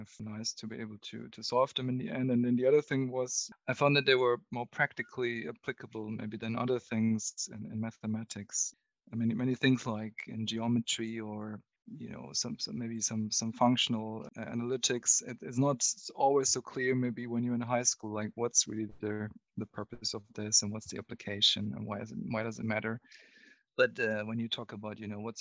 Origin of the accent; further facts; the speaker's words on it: near Munich, Bavaria, Germany; where I was growing up near Munich in Germany